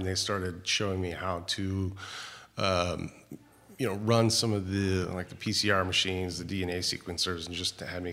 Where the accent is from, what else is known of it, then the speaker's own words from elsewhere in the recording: Modesto, California, United States; I'm originally from Modesto, hometown of a small family-owned winery called E&J Gallo.